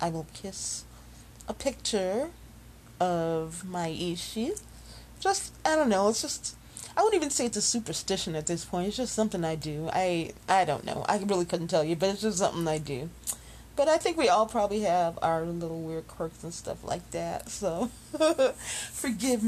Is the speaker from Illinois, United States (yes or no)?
yes; Chicago, Illinois, United States; Chi-Town, Illinois, my hometown